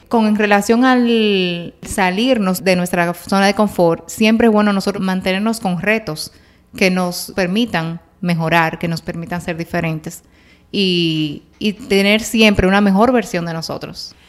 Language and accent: Spanish; Dominican Republic; soy dominicana. Yo era la dominicanita del grupo